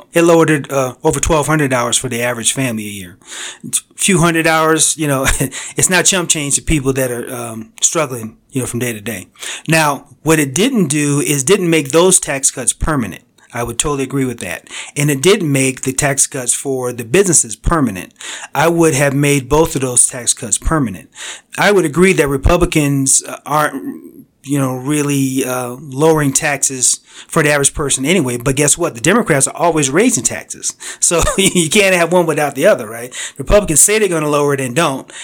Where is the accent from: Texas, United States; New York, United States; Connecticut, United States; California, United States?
Connecticut, United States; I grew up in Connecticut on the East Coast.